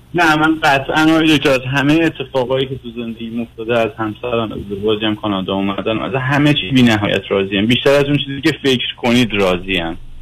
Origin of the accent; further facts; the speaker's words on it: Iran; moved away as an adult; also born or lived in Tehran; now in Canada; من زمانی که تحصیل میکردم دبیرستان و مدرسه راهنمای تیسوشان درس خوندم که دیگه تو ایران جزء پلهای موفقیت بودید